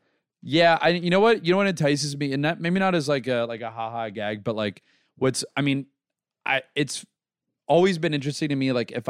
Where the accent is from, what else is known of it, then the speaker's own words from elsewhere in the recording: Tampa, Florida, United States; I'm from Tampa.